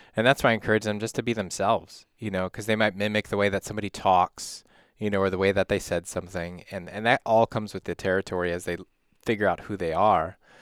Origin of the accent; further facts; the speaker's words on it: Illinois, United States; now in Wisconsin, United States; I grew up in Illinois, came, moved up here